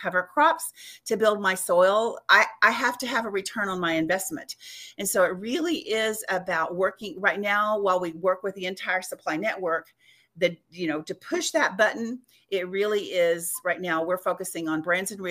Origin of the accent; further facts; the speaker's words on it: West Texas, United States; I'm from West Texas